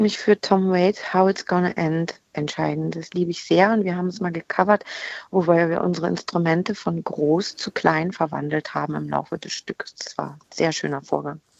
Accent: Berlin, Germany; accent: Berlinisch; also born or lived in Bremen; Ich bin halt mit vier nach Berlin gekommen

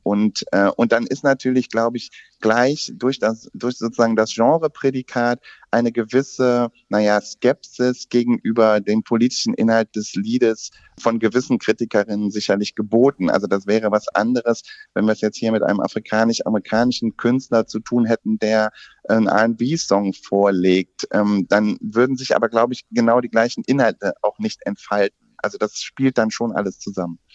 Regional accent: Germany; also auch bei uns in Deutschland

